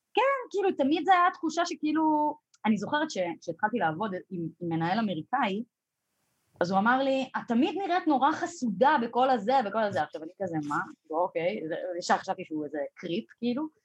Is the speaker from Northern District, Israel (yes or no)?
no; Jerusalem, Jerusalem District, Israel; moved away; אני גדלתי בירושלים